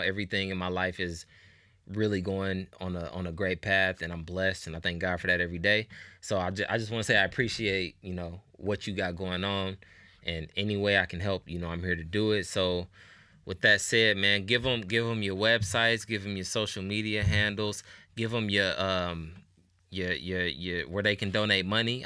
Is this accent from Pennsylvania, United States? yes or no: no; Indianapolis, Indiana, United States; I'm from Nap. I'm from Indianapolis.